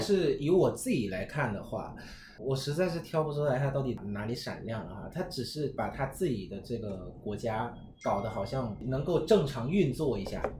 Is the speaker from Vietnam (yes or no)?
yes; Vietnam; 我们越南人